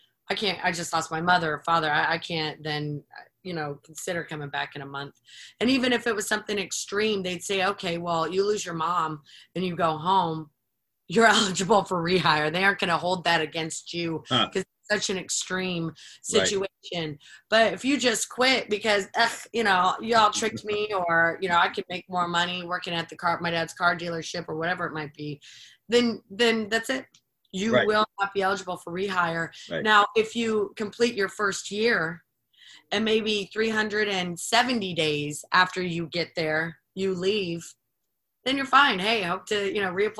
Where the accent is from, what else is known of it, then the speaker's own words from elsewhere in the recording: Florida, United States; moved away as an adult; also born or lived in Panama City Beach, Florida; now in Richmond, United States; a dear friend of mine I grew up with in Florida.